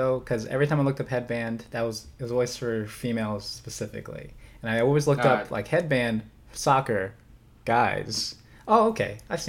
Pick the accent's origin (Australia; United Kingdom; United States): United Kingdom; Liverpool, North West England; Go Mighty Reds, man. I'm from Liverpool.